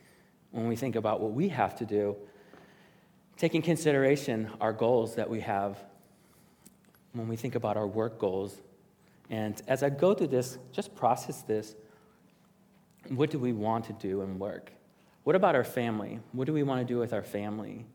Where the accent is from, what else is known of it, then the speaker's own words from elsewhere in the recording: Chicago, Illinois, United States; I am from the South Side of Chicago, and I grew up there